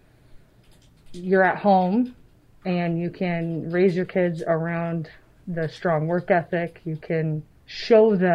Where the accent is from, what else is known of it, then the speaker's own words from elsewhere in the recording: Avon Lake, Ohio, United States; I grew up in Avon Lake, so still in Lorain County.